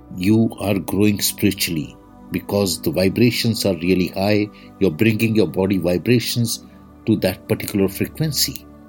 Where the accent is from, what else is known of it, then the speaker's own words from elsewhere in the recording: India; I am the Indian monk.